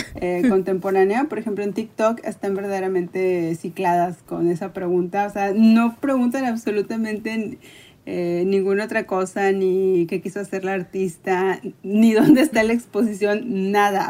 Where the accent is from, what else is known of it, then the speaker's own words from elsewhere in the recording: Tampico, Tamaulipas, Mexico; also born or lived in Monterrey; yo soy de Tampico, Tamaulipas, y eh, no es una ciudad que tenga museos de arte